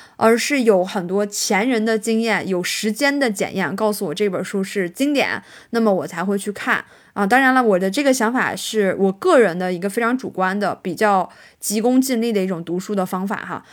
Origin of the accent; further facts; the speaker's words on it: Northeast China, China; accent: Northeastern (Dongbei) dialect; 我们东北话叫白话